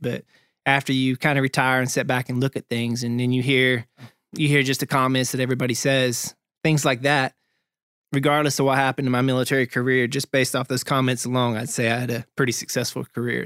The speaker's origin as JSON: {"language": "English", "town": "Topton", "region": "North Carolina", "country": "United States", "moved": "yes", "said": "me being from Topton, North Carolina"}